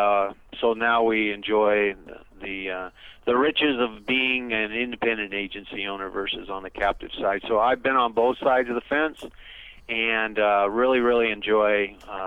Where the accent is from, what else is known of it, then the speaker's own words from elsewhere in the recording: Iowa, United States; now in Gilbert, United States; I'm originally from the Midwest, born and raised in Iowa